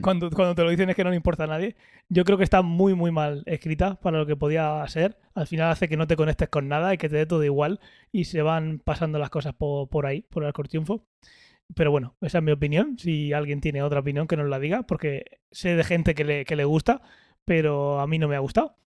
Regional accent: Region of Murcia, Spain

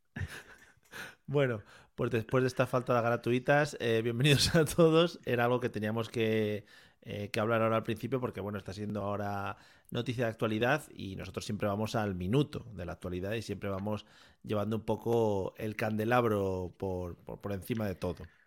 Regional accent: Spain; Somos los auténticos españoles

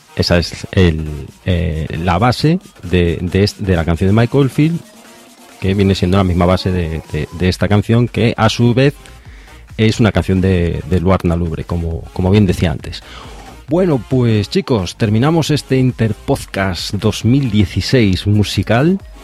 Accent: Galicia, Spain; de Coruña, de aquí de donde soy yo, de Galicia

